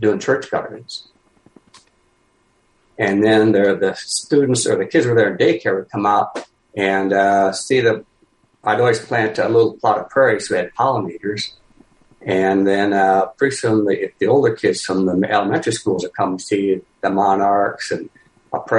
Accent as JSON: {"language": "English", "region": "Iowa", "country": "United States", "said": "I'm from Iowa."}